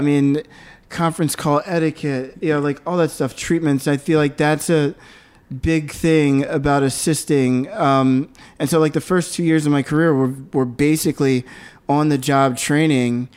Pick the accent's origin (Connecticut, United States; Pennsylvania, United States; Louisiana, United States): Pennsylvania, United States; Philadelphia; now in New York City, United States; I was born in Philadelphia